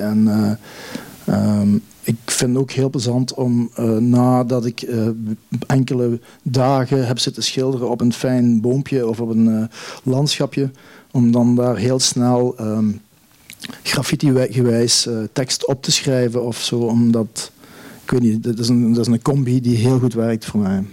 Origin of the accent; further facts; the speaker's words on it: Neerpelt, Flanders, Belgium; now in East Flanders, Belgium; de landschappen van mijn geboortedorp, Neerpelt. Daar ben ik, ik eh, mijn jeugd eh, doorgebracht